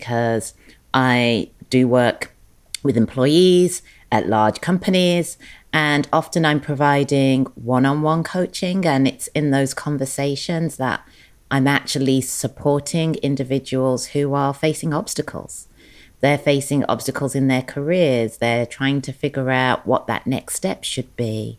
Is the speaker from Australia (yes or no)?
no; England, United Kingdom; moved away as an adult; also born or lived in London; now in Los Angeles, United States; born and raised in England, educated in England, started my career in London